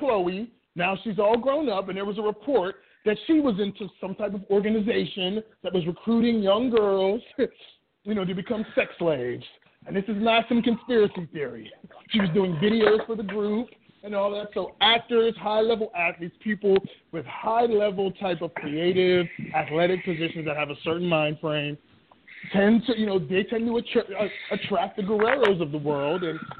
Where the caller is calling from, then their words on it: New York City, New York, United States; also born or lived in the South; calling from Brooklyn.